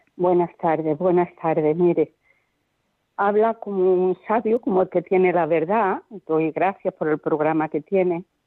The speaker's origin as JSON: {"language": "Spanish", "town": "Córdoba", "region": "Andalusia", "country": "Spain", "moved": "yes", "lives_now": "Barcelona, Spain", "said": "que yo estoy en Barcelona pero soy de Córdoba"}